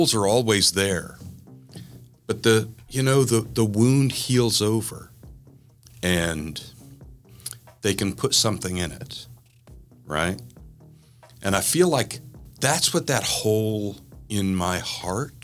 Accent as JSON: {"language": "English", "region": "southern Mississippi", "country": "United States", "tie": "born or raised there", "said": "I was raised in the South, in southern Mississippi, as far south in Mississippi as you can get without being in the Gulf of Mexico"}